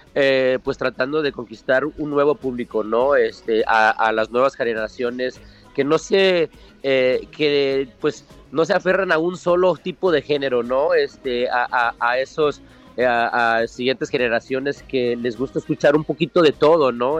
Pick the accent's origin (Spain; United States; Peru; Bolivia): United States; nacimos aquí en los Estados Unidos, pero también tenemos los pies metidos en, en, Latinoamérica, en México